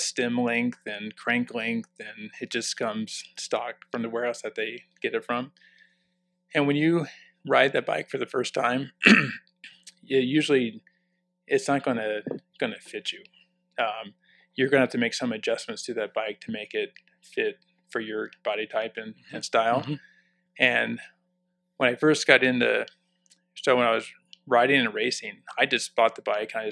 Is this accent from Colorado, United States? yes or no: no; Clearwater, Florida, United States; also born or lived in Southern California; now in Westminster, United States; I grew up in Clearwater